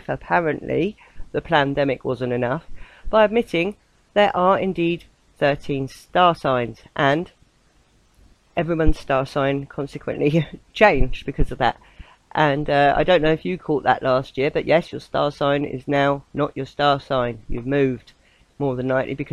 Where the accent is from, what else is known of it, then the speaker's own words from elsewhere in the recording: southern England, United Kingdom; accent: southern; my southern accent